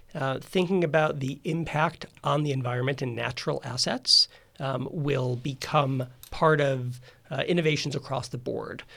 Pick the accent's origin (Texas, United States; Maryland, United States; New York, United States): New York, United States; Rochester; I grew up in Rochester, New York